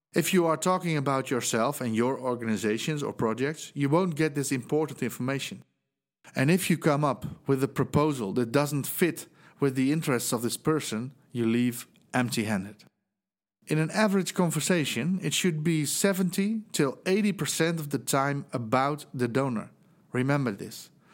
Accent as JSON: {"language": "English", "country": "Netherlands", "second_language": "English", "said": "as you might hear from my accent, I'm from the Netherlands"}